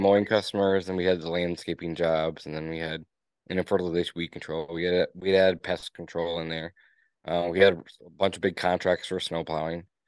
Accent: Escanaba, Michigan, United States; I was born and raised in Escanaba, Michigan, in the Upper Peninsula of Michigan

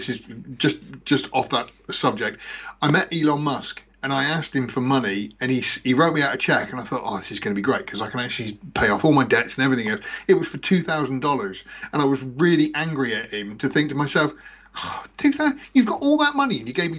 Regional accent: England, United Kingdom; In England.

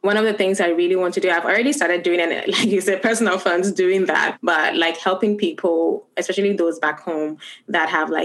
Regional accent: Gambia; moved away; also born or lived in Ghana; I'm from Ghana, but I've been in Gambia from when I was 4 years old. And that's the only home I know.

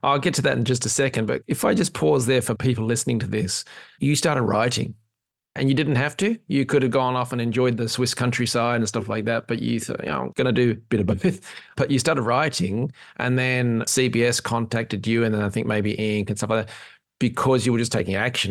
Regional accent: Australia; now in Ireland; I'm an Aussie in Ireland

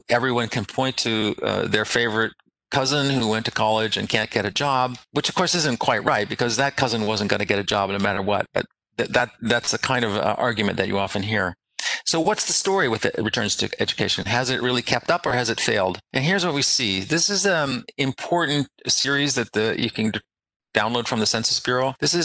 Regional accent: Canada; I grew up in Canada

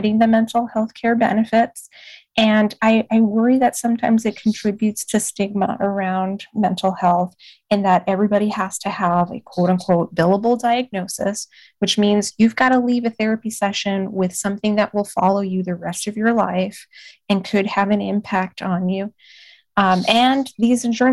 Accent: Puerto Rico; now in Texas, United States; I grew up in Puerto Rico. I spent a good chunk of my childhood in Puerto Rico

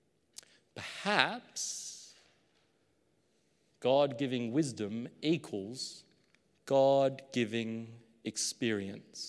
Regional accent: Queensland, Australia; now in New South Wales, Australia; my hometown in Queensland

